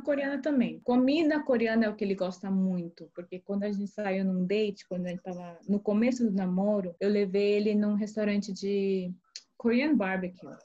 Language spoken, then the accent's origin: Portuguese; Brazil; now in United States; quando eu cresci no Brasil, a minha comunidade coreana foi por causa da igreja, mas escola eu estudava com brasileiros